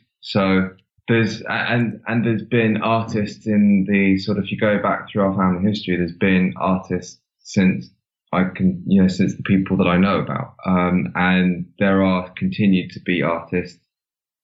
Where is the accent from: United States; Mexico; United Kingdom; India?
United Kingdom; Ripley, South East England; moved away as an adult; also born or lived in Cornwall; now in London, United Kingdom; I grew up in Surrey, which is sort of cosmopolitan part, or sorry, suburbia part of London